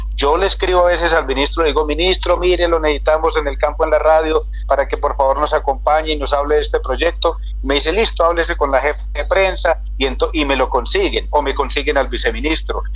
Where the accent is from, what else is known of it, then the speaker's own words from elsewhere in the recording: Colombia; nosotros somos un país de 44 o 48 millones de habitantes